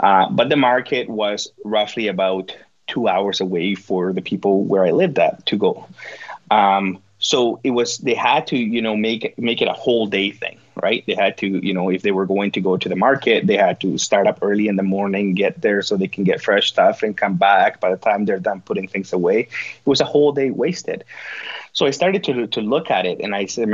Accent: Guatemala; accent: Guatemalan; English is a second language; moved away as an adult; now in Nunavut, Canada; That's the Guatemalan part coming out

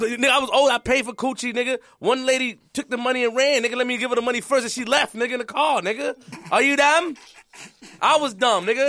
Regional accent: New York City, New York, United States; I'm from Queens, and I'm from the Webb and Nittany era

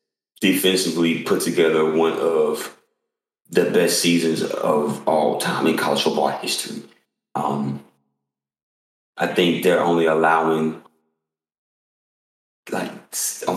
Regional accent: Georgia, United States; I'm from Georgia

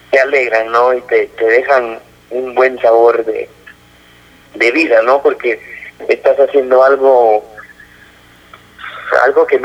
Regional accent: Guatemala; Que somos guatemaltecos

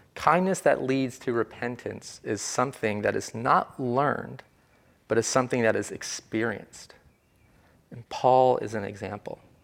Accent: Virginia, United States; I am from the South, from a small textile town in Virginia

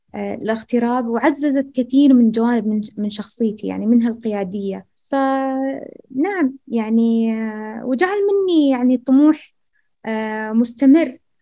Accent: rural Al-Ahsa, Eastern Province, Saudi Arabia; أني أنا من المملكة العربية السعودية وقدمت من أرياف الأحساء

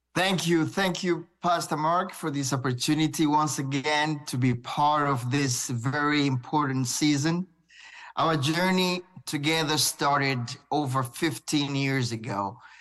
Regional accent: Burundi; I was, uh, born and raised in Burundi

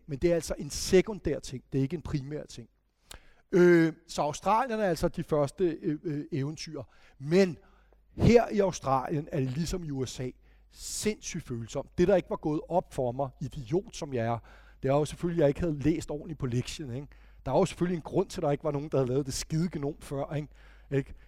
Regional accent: Denmark

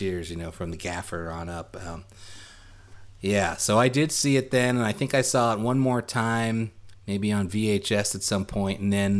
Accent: New York City, New York, United States; we grew up in the Flatbush, or we called it Midwood right. section of Brooklyn

